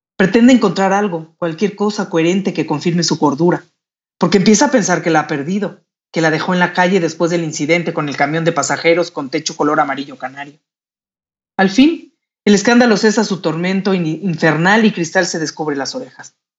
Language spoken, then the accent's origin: Spanish; Mexico; con nuestra cultura, con nuestro país